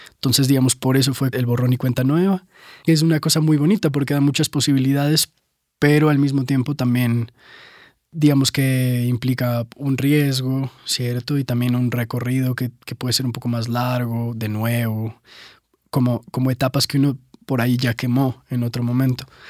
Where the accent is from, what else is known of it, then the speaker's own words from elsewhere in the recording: Ecuador; now in Bogotá, Colombia; yo nací acá en Bogotá, pero me fui muy pequeño a Ecuador, entonces de ahí viene como lo colombo-ecuatoriano